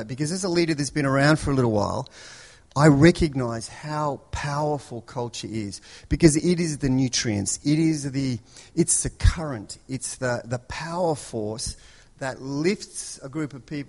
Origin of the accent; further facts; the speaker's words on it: Melbourne, Victoria, Australia; moved away; I grew up in Melbourne